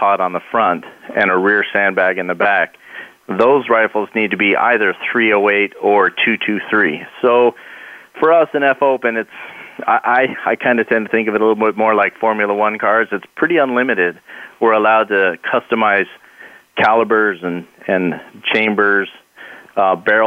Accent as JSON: {"language": "English", "town": "Mesa", "region": "Arizona", "country": "United States", "tie": "born or raised there", "said": "I grew up here in Mesa, Arizona"}